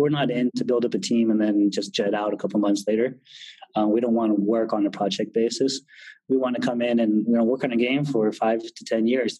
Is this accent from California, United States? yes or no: yes; California, United States; now in Berlin, Germany; I was from California